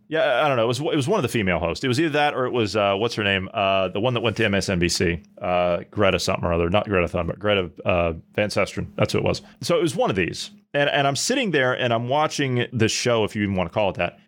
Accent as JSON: {"language": "English", "region": "Ohio", "country": "United States", "tie": "born or raised there", "said": "my native state of Ohio, my home state of Ohio"}